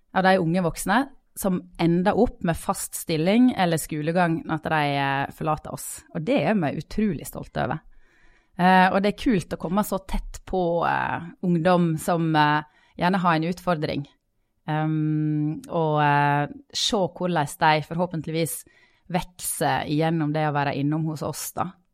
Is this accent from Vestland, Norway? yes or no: yes; Sogn, Vestland, Norway; now in Bergen, Norway; jeg er sogning.